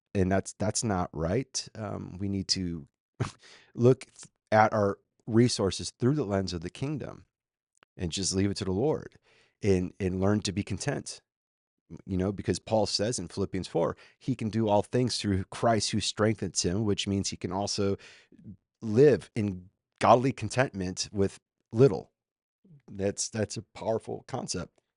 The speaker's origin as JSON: {"language": "English", "region": "Minnesota", "country": "United States", "moved": "yes", "lives_now": "Austin, United States", "said": "I'm a former Minnesotan"}